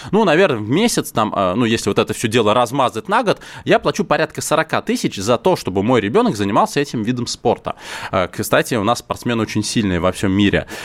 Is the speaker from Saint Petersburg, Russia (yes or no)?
no; Moscow, Russia; я лично, как коренной москвич